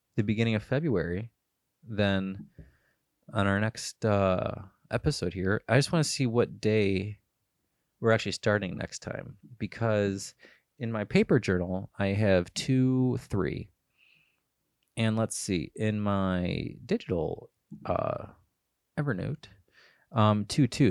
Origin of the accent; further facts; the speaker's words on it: Cleveland, Ohio, United States; I'm from Cleveland, Ohio